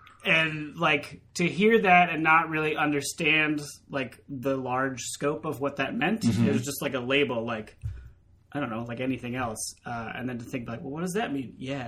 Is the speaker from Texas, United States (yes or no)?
no; California, United States; I grew up in California where everybody just loves each other.